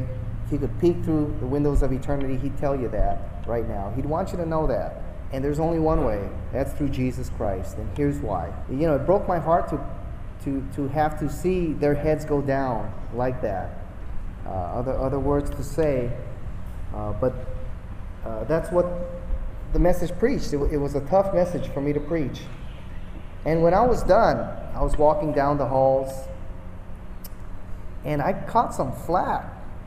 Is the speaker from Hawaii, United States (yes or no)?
yes; Hawaii, United States; moved away; Same age, we're both from Hawaii